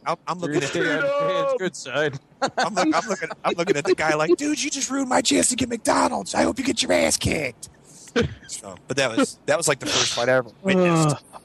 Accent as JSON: {"language": "English", "region": "Scotland", "country": "United Kingdom", "said": "I mean, come on, I'm Scottish."}